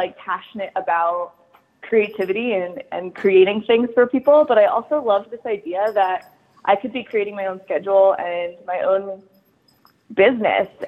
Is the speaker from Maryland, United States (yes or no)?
yes; Maryland, United States; moved away as an adult; also born or lived in Charleston, South Carolina; I grew up in Maryland, right outside of DC